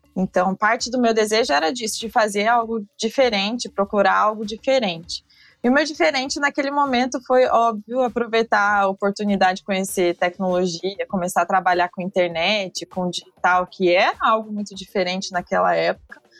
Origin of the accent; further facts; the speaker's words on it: Brazil; como brasileiros